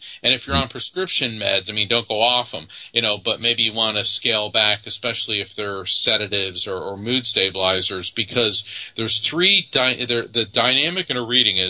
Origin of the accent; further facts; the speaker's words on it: Texas, United States; born there; He goes, that makes no sense, except I was born in Texas.